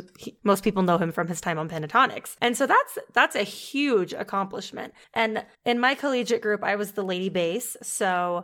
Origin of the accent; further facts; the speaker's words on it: Ohio, United States; I was born in Ohio